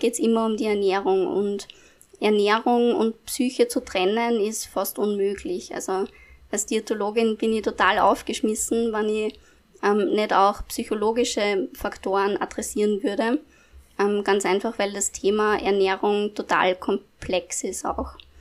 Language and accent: German; Upper Austria, Austria; moved away as an adult; now in Vienna, Austria; Und nach meiner Matura bin ich äh, nach Wien gezogen, also eigentlich komme ich aus Oberösterreich